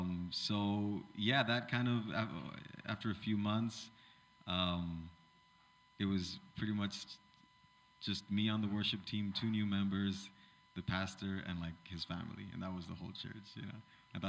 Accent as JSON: {"language": "English", "town": "Los Angeles", "region": "California", "country": "United States", "tie": "born or raised there", "said": "So I grew up in East LA. I went to East LA Latin Life Christian School, and they had a couple of congregations there, an English and a Spanish congregation, that I was a part of."}